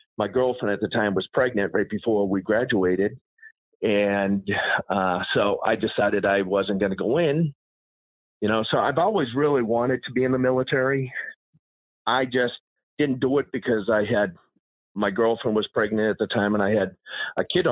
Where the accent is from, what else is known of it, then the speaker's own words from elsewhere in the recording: Massachusetts, United States; I grew up in Massachusetts